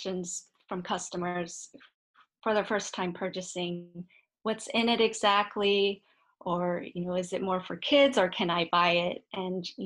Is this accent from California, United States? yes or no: yes; San Francisco, California, United States; I was actually born and raised in San Francisco.